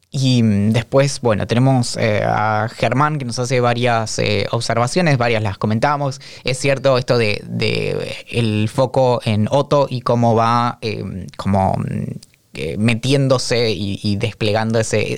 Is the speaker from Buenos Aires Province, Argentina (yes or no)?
no; Bariloche, Río Negro, Argentina; yo soy nacido y criado en Bariloche